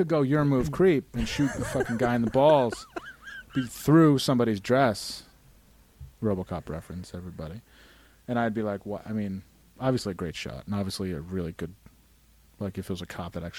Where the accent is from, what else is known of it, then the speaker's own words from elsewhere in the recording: Glens Falls, New York, United States; accent: Glens Falls; I just came from Glens Falls, and I you just had witnessed my Glens Falls accent.